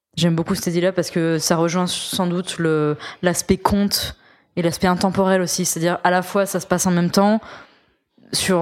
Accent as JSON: {"language": "French", "region": "Auvergne-Rhône-Alpes", "country": "France", "said": "je suis auvergnate"}